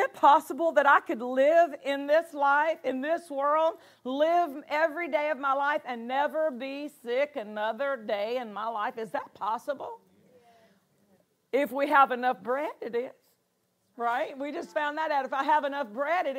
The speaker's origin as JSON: {"language": "English", "town": "Nashville", "region": "Tennessee", "country": "United States", "tie": "born or raised there", "said": "I was raised in the Bible Belt of Tennessee, right there in Nashville, Tennessee, East Tennessee for a number of years, Nashville for most of my elementary, junior high, high school"}